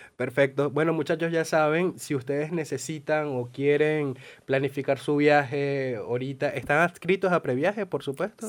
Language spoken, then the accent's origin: Spanish; Venezuela; now in Argentina; me incluyo como venezolanos y como emigrantes